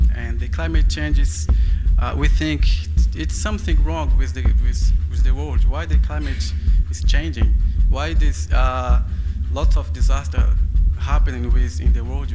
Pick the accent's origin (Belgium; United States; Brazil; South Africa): Brazil; Brazilian Amazon; English is a second language; moved away as an adult; now in London, United Kingdom